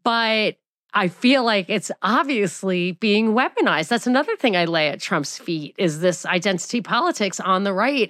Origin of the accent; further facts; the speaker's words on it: New York, United States; moved away; also born or lived in Atlanta; I'm from New York